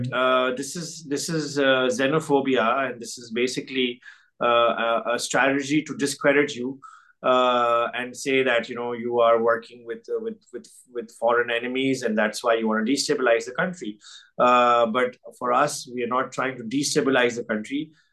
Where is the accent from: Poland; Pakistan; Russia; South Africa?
Pakistan; moved away as an adult; now in France; it's my home country. It's where I grew up.